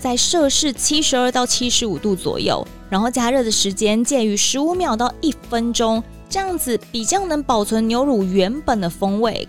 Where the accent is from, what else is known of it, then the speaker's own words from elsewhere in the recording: Taiwan; 当然跟咱们台湾人不同嘛